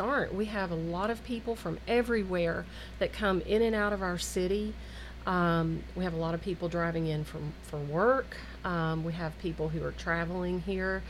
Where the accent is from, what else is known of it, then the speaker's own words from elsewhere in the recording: Murfreesboro, Tennessee, United States; I grew up here in Murfreesboro